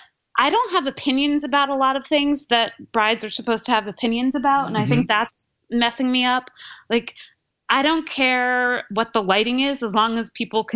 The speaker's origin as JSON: {"language": "English", "town": "Ocean Township", "region": "New Jersey", "country": "United States", "said": "I'm from Ocean Township, New Jersey, which is right near Asbury Park."}